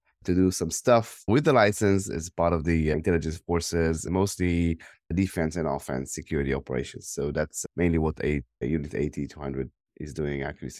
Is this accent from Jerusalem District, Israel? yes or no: no; Tel Aviv District, Israel; English is a second language; Yeah, I born in Israel. I grew up around the Tel Aviv area. I spent most of my life here.